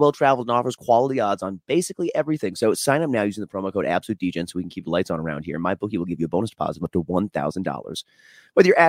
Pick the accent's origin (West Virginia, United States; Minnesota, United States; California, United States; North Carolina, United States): Minnesota, United States; moved away; I was born and raised in Minnesota